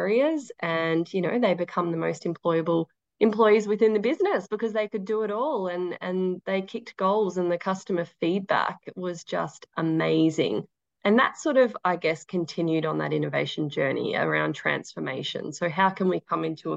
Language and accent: English; Daylesford, Victoria, Australia; also born or lived in Queensland; now in Melbourne, Australia; I grew up in Dalesford